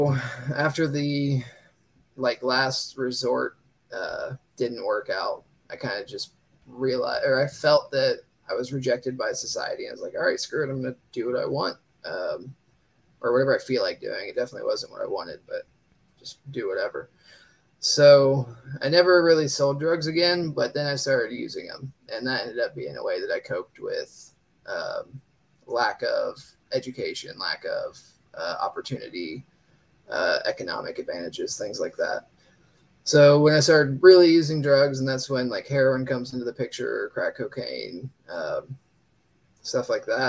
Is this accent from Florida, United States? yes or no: no; Dayton, Ohio, United States; I'm from Dayton, Ohio